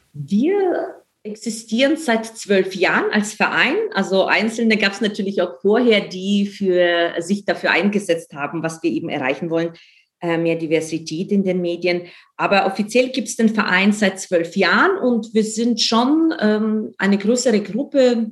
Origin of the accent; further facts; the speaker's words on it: Ukraine; now in Germany; ich bin in der Ukraine aufgewachsen